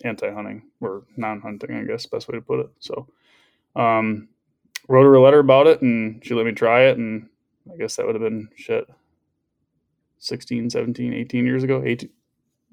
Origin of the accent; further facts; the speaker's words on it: West Michigan, United States; I'm 30. I'm from West Michigan